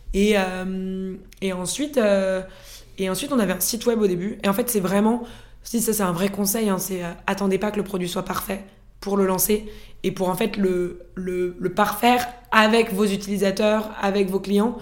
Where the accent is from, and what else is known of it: France; moved away as an adult; also born or lived in Norway